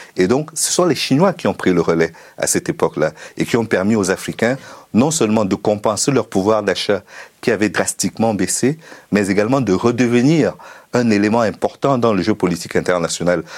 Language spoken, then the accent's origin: French; Cameroon; moved away as an adult; also born or lived in Russia / Ukraine; now in France; j'ai commencé au Cameroun en amateur jusqu'à l'université